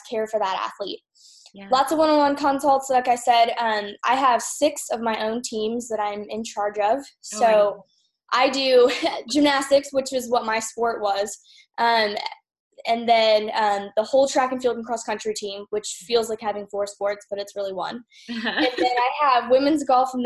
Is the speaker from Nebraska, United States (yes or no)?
no; Iowa, United States; moved away as an adult; also born or lived in Utah / Kansas; now in Louisiana, United States; I'm from Iowa originally, so I'm a Midwest girl